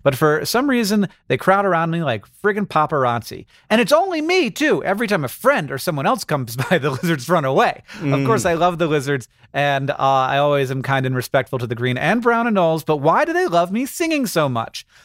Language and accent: English; Florida, United States; when I grew up, I grew up in Florida. We called them anoles